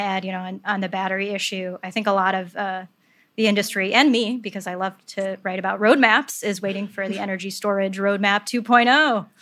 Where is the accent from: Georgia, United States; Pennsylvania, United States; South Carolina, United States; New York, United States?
New York, United States; upstate; I'm not a native New Yorker, but I am an upstate New Yorker